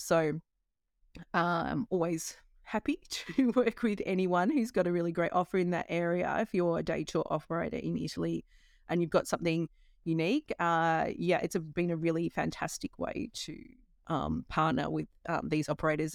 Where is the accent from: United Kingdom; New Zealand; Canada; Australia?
Australia; moved away as an adult; I left home when I was eighteen from Australia